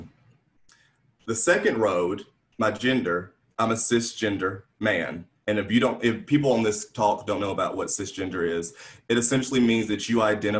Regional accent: Alabama, United States; moved away as an adult; now in Atlanta, United States; I'm from Alabama

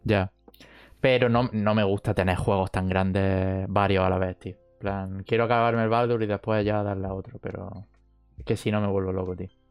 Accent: Jaén, Andalusia, Spain; somos de Jaén, han abierto un, un ciber en, nuestra ciudad.

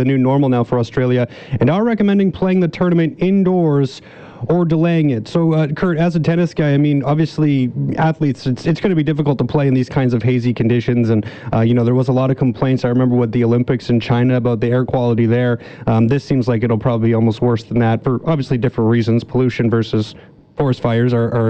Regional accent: Toronto, Ontario, Canada; moved away; I grew up in the Toronto area

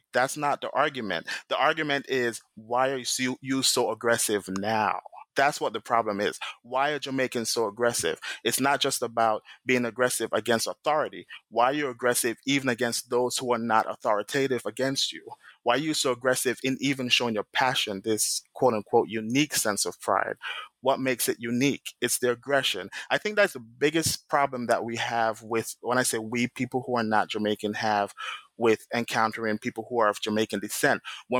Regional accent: St. Vincent & Grenadines; also born or lived in Toronto / Brooklyn; now in New York, United States; I'm from St. Vincent

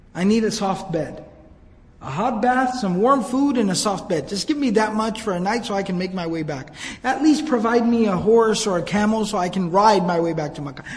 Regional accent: Arlington, Texas, United States; I grew up here in the Dallas area, actually in Arlington

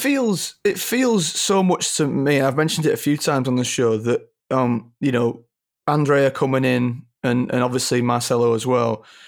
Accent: Leeds, Yorkshire and the Humber, United Kingdom; when I was younger, growing up in Leeds

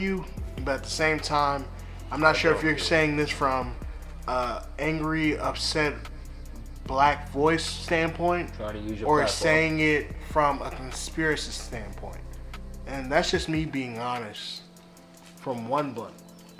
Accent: Atlanta, Georgia, United States; also born or lived in Decatur, Georgia; I was born in Decatur, Georgia. I grew up in Atlanta. My Dukes worked in Atlanta. I ran the streets in Atlanta.

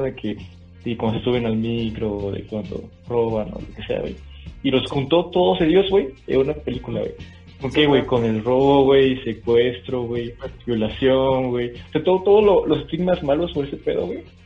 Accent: Monterrey, Nuevo León, Mexico; yo soy de Monterrey

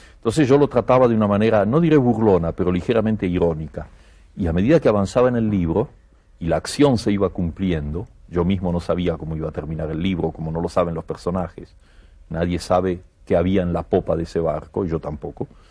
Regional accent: Argentina; moved away as an adult; also born or lived in Barcelona, Spain; now in Paris, France; yo estoy muy contento de ser argentino

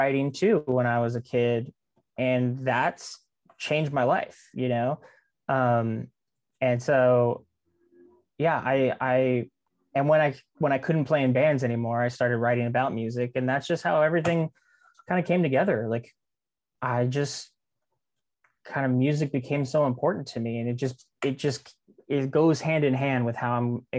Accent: Kingsville, Texas, United States; also born or lived in San Diego, United States; I was born in San Diego, California, and my dad was in the Navy and he got transferred to Kingsville. This like, I mean, from, you know, Southern California beach city to random ranch town in South Texas.

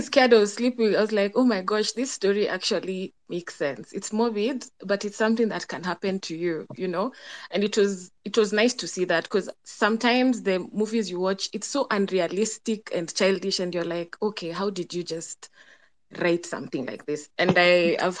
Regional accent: Kenya; my point of view as a Kenyan

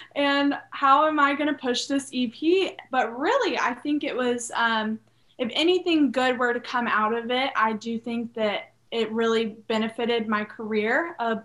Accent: Charleston, South Carolina, United States; also born or lived in Nashville; I'm from Charleston, South Carolina. Born and raised in Charleston

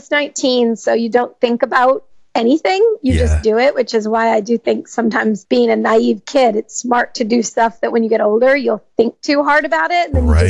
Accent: Georgetown, Massachusetts, United States; moved away as an adult; also born or lived in Los Angeles; I grew up in Georgetown, Massachusetts. So I was about 30 minutes from Boston. And I grew up, I'm a minister's kid, actually, the youngest of four.

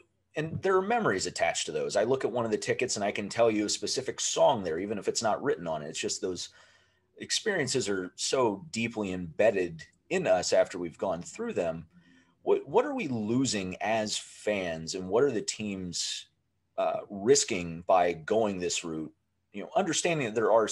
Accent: Ohio, United States; I grew up in Ohio

